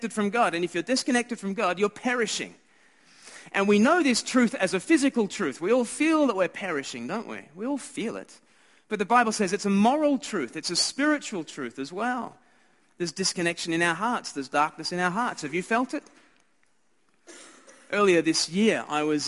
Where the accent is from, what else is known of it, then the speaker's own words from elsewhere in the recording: Australia; I'm Australian